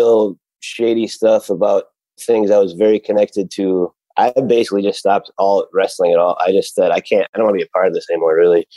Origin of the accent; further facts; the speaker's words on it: Cleveland, Ohio, United States; now in Hollywood, United States; my hometown festival, I used to be an intern